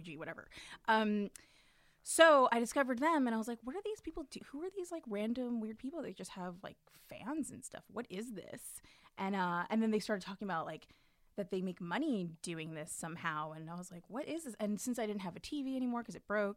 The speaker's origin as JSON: {"language": "English", "town": "New York City", "region": "New York", "country": "United States", "tie": "born or raised there", "said": "me too, from Brooklyn"}